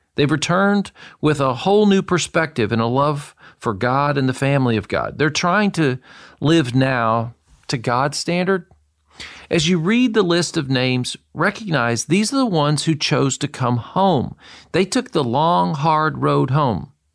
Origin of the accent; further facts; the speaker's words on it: Murfreesboro, Tennessee, United States; moved away as an adult; also born or lived in Boston / Israel; I was raised in Murfreesboro, Tennessee from the time I was two years old